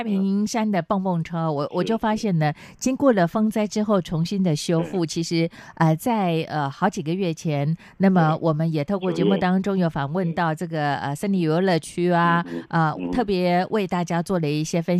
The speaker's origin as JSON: {"language": "Chinese", "region": "Chiayi", "country": "Taiwan", "said": "你跟我都是嘉义人嘛？"}